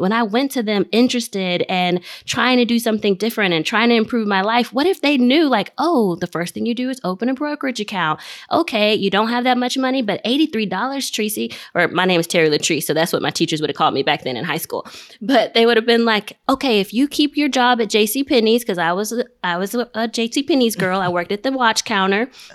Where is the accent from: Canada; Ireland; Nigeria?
Nigeria; I'm Nigerian.